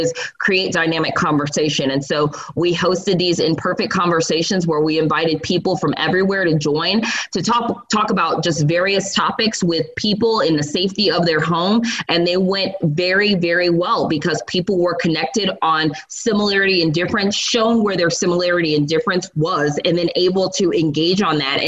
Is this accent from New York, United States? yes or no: yes; New York City, New York, United States; moved away; I am from New York, so I lived in New York City for a very long time